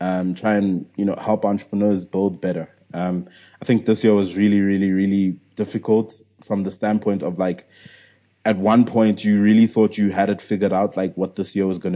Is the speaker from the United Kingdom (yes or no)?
no; South Africa; I'm still a South African entrepreneur